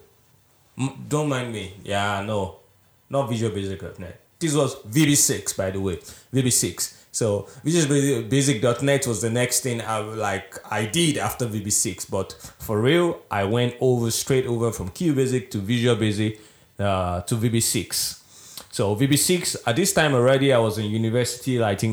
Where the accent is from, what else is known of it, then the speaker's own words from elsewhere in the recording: Nigeria; now in Estonia; I am originally from Nigeria